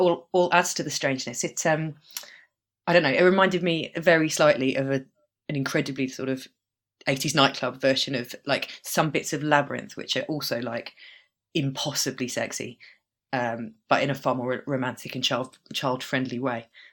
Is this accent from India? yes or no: no; United Kingdom; growing up in Britain and being the age I am